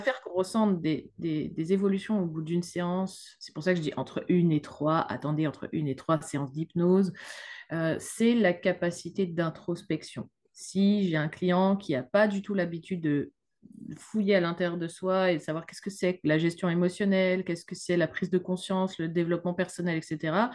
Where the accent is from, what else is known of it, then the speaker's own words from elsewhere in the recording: France; now in Luxembourg; Je suis française, mais je suis installée au Luxembourg